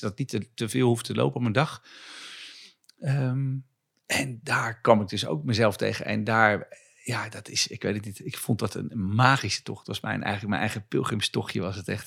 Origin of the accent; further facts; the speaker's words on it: Zutphen, Gelderland, Netherlands; ik kom vandaan van ehm, een jongetje langs de IJssel.